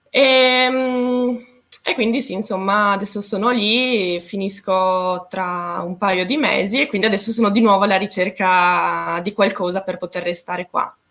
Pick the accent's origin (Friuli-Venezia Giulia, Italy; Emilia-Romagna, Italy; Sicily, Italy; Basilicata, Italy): Friuli-Venezia Giulia, Italy; Trieste; io vengo da Trieste, ho sempre vissuto là praticamente